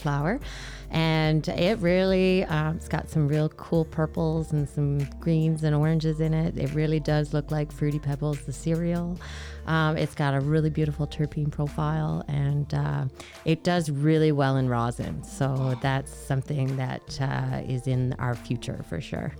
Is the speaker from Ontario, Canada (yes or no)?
no; Newfoundland and Labrador, Canada; now in Edmonton, Canada; I grew up in Newfoundland